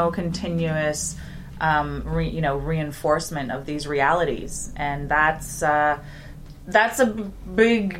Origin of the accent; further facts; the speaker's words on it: Toronto, Ontario, Canada; coming from such a melting pot like Toronto, where, you know, in Toronto, growing up native